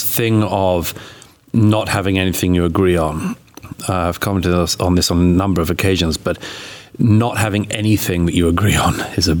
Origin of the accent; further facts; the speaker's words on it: United Kingdom; born there; now in United States; I mean, obviously, I was born in Britain, and well, I live in America now.